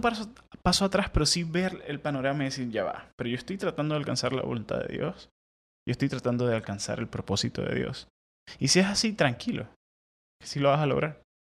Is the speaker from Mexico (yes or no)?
no; Venezuela; moved away as an adult; now in United States; en Venezuela nunca tuve problemas para dormir, con toda la inseguridad, con todas las locuras.